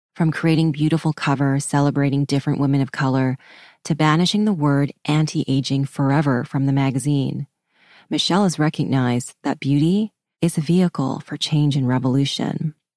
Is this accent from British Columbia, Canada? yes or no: yes; Vancouver, British Columbia, Canada; I grew up in Vancouver